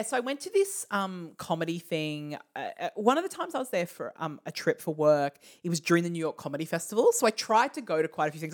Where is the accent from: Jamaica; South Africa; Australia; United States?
Australia; we are Australian.